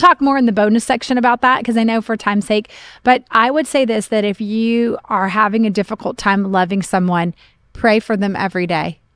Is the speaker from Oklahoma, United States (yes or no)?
yes; Oklahoma, United States; moved away; I grew up in Oklahoma